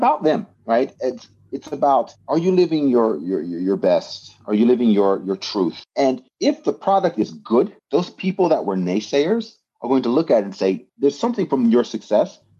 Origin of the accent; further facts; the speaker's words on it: United States; moved away as an adult; now in Japan; growing up in America